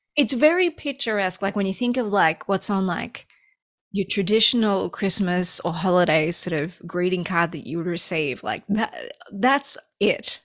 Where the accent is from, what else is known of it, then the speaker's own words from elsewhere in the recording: Australia; moved away as an adult; also born or lived in Los Angeles, United States; now in United States; I grew up in Australia, and when I first moved to America, I was living in Los Angeles for the first few years